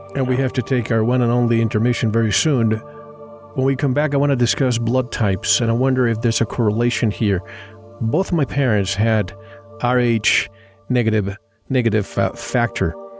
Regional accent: Puerto Rico; now in Tucson, United States; I grew up in the Caribbean in an island.

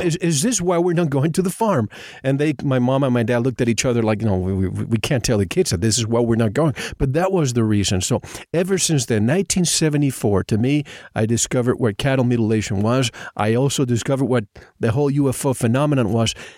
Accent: Puerto Rico; I grew up in Puerto Rico

